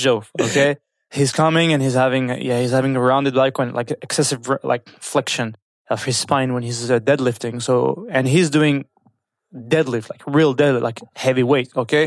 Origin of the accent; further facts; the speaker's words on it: France; moved away as an adult; now in Kuwait; I was born and raised in France